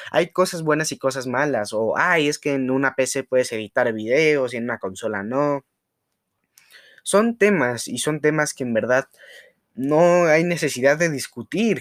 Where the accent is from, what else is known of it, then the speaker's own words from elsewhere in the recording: Mexico; uno como mexicano